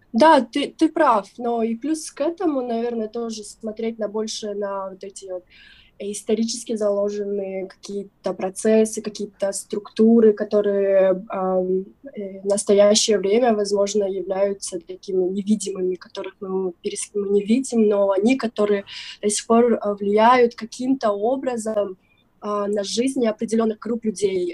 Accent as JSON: {"language": "Russian", "region": "southern Kyrgyzstan", "country": "Kyrgyzstan", "tie": "born or raised there", "said": "я из юга Кыргызстана выросла, родилась и выросла там, отучилась"}